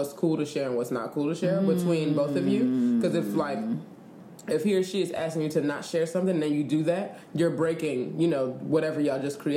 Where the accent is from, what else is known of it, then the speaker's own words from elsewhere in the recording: New York, United States; I was from New York